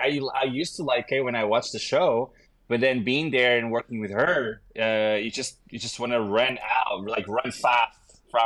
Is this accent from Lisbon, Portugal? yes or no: yes; Lisbon, Portugal; moved away; I am from Lisbon.